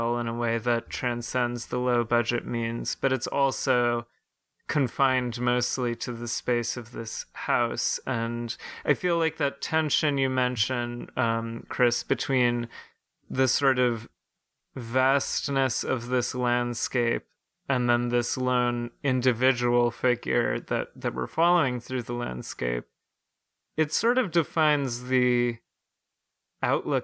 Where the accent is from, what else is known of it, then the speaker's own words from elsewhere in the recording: Ireland; as an Irish citizen myself